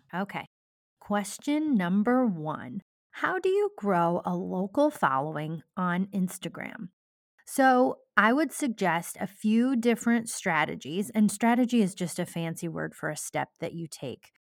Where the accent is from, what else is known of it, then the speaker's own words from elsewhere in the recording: Cascade, Iowa, United States; my hometown of Cascade